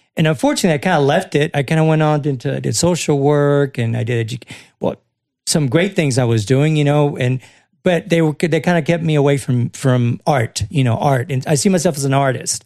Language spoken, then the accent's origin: English; Houston, Texas, United States; also born or lived in Rio Grande Valley, Texas; I'm from the Valley originally, but I mean, I've been here since I was a kid. I went to elementary school, Houston H I S T